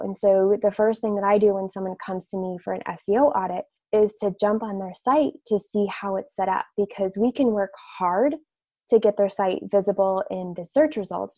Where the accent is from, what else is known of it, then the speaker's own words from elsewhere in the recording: Westfield, Indiana, United States; I grew up in Westfield, Indiana, which is just north of Indianapolis, about 20 minutes in the Midwest. So I am a Midwestern girl.